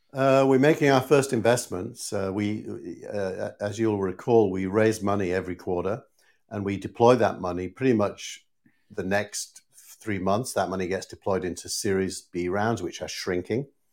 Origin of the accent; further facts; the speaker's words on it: Scarborough, Yorkshire and the Humber, United Kingdom; moved away; my, my hometown team, Scarborough